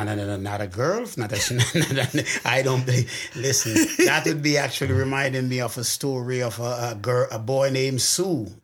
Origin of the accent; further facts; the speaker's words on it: Clarendon Parish, Jamaica; I'm actually from Jamaica, Parish of Clarendon